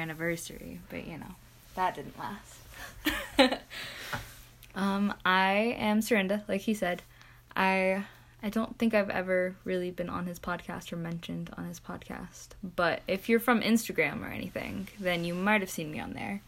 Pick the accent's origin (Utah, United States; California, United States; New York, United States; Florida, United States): Utah, United States; Centerville; also born or lived in Bountiful, Utah; I am from Centerville, Utah